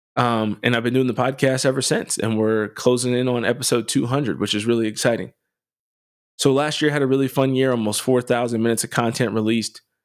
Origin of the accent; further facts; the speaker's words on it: Harrisburg, Pennsylvania, United States; where I grew up in Harrisburg, we didn't have great public schools.